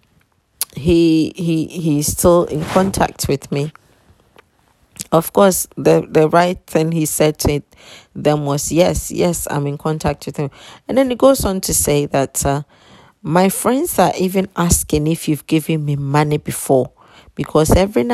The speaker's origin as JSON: {"language": "English", "country": "Ghana", "tie": "born or raised there", "said": "I was born in Ghana"}